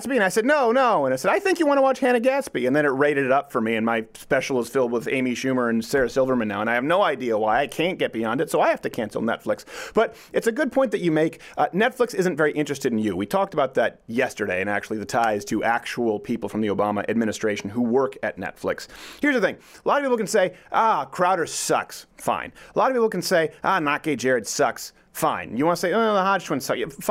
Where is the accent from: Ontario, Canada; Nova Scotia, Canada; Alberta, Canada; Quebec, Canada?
Quebec, Canada; Montreal; moved away; also born or lived in Detroit; I was from Montreal